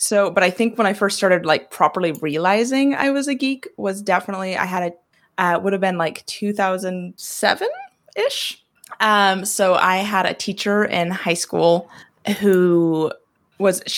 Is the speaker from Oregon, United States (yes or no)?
yes; Oregon, United States; moved away as an adult; now in Northern Ireland, United Kingdom; I'm originally from a small rodeo town in Oregon